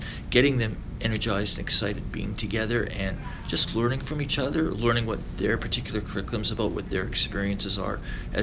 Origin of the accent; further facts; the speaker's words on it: Winnipeg, Manitoba, Canada; moved away as an adult; also born or lived in Rochester, New York / Lethbridge, Alberta; I'm from Winnipeg, did my undergraduate degree at the Faculty of Music